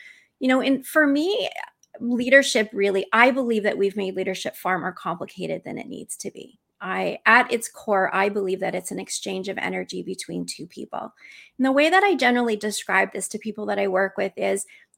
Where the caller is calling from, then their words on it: Vancouver, British Columbia, Canada; I am joining you today from Vancouver, British Columbia, not Washington State. So I'm coming from Canada.